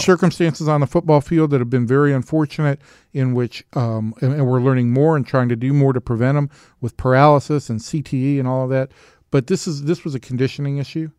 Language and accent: English; Georgia, United States; I was from Georgia.